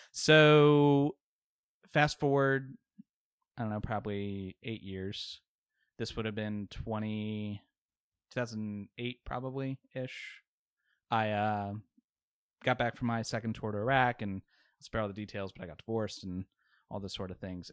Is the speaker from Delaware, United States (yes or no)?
no; Richmond, Virginia, United States; also born or lived in Baltimore; I've lived in Richmond pretty much my whole life.